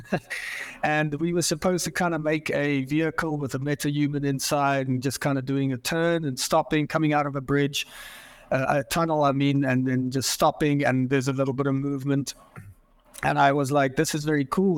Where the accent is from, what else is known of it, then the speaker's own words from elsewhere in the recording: Johannesburg, Gauteng, South Africa; moved away as an adult; now in Portland, United States; I grew up in Johannesburg, South Africa. I was born there.